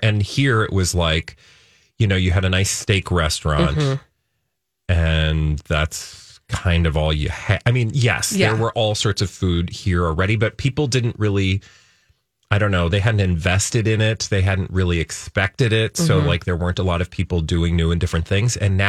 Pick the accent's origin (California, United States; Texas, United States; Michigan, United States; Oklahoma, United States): Texas, United States; So example, again, remember I told you I came from Texas.